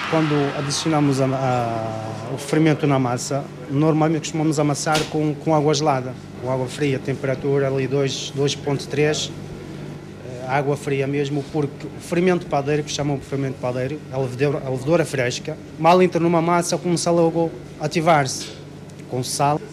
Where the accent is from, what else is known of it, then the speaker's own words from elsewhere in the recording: Ouarzazate, Drâa-Tafilalet, Morocco; Portuguese is a second language; moved away as an adult; now in Vila Nova de Gaia, Portugal; Eu sou de Marrocos, naturalidade de Marrocos.